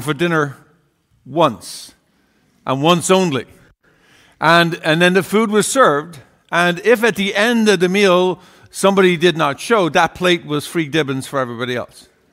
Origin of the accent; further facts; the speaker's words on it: Ireland; growing up in Ireland, uh, one of twelve children